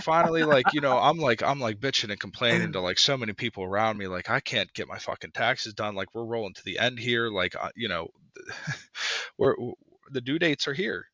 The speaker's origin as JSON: {"language": "English", "town": "Pittsburgh", "region": "Pennsylvania", "country": "United States", "said": "from Pittsburgh"}